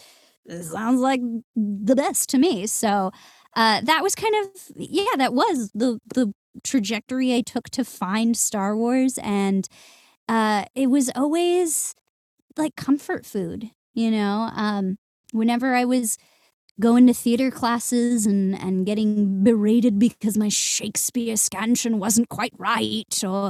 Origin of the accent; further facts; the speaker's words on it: Santa Clarita, California, United States; I grew up in Southern California in the suburbs of Santa Clarita.